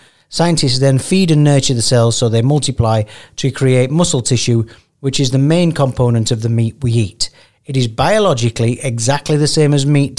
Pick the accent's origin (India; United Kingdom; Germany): United Kingdom; the north of England; accent: Northern; moved away; So I've got a Northern accent.